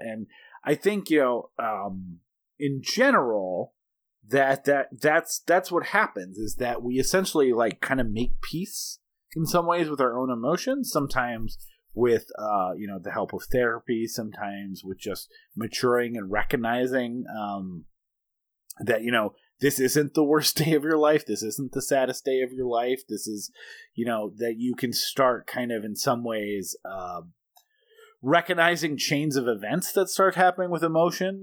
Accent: Bismarck, North Dakota, United States; also born or lived in Kalispell, Montana; when we moved from Kalispell, Montana to Bismarck, North Dakota when I was seven

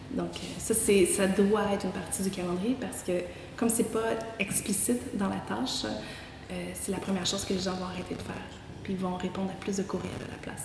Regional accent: Quebec, Canada; accent: Québécois; québécoise de mon accent et de naissance

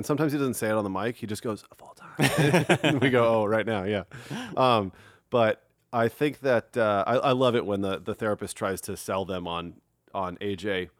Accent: Queens, New York, United States; I grew up right in Queens.

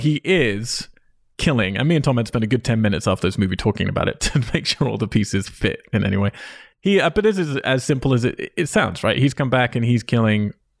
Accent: United Kingdom; I'm British. Everything I say is sarcastic.

